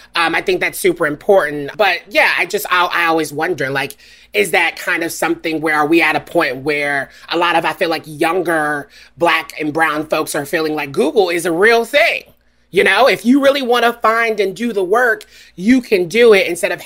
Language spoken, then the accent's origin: English; Deep South, United States; I'm from the Deep South. So like for me, that having conversations is kind of a part of my DNA, right? Mm-hmm. Having the experiences that I've had in the South is a part of my DNA.